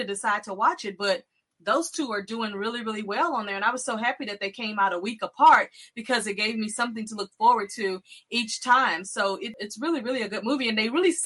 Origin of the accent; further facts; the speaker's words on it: Texas, United States; I'm from Texas